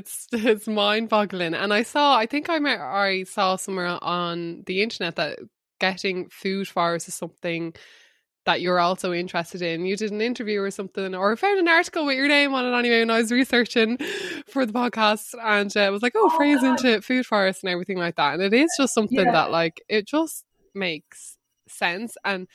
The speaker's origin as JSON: {"language": "English", "town": "Wexford", "region": "Leinster", "country": "Ireland", "tie": "born or raised there", "said": "but I read veggie because growing up in Wexford, my parents just never lied about like where the food and the pay came from."}